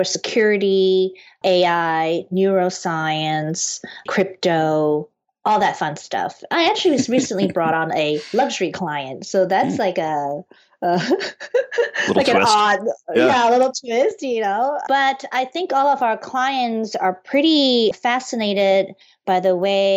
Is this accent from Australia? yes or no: no; Penang, Malaysia; moved away as an adult; now in United States; I'm originally from Penang, Malaysia. I moved to the U.S. when I was 19 to study architecture